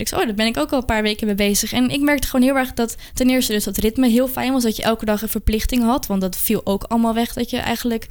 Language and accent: Dutch; Amsterdam, North Holland, Netherlands; ik kom uit Amsterdam